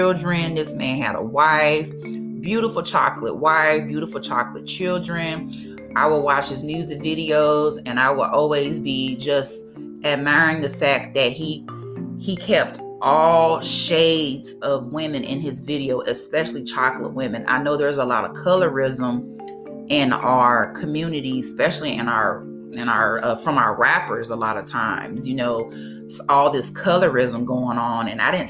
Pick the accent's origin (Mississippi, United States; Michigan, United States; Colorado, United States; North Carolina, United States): Mississippi, United States; my home state of Mississippi